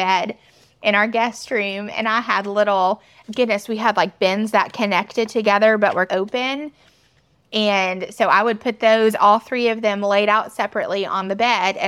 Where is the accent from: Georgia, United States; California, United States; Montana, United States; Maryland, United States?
Georgia, United States; Atlanta; also born or lived in LaGrange, Georgia; I grew up right outside of Atlanta